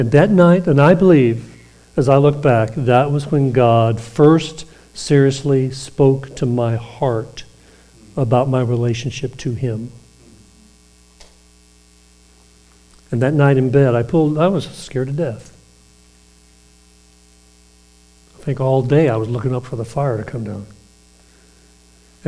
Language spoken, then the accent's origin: English; Eufaula, Alabama, United States; But I was raised in Alabama.